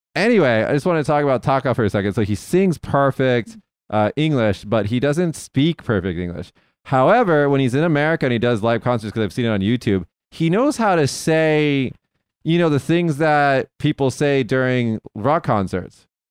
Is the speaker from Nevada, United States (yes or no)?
yes; Las Vegas, Nevada, United States; I'm from Vegas